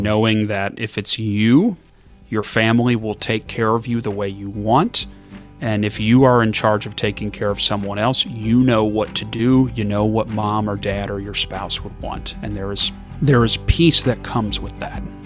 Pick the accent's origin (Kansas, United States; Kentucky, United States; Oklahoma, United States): Kentucky, United States; moved away; I'm from Kentucky originally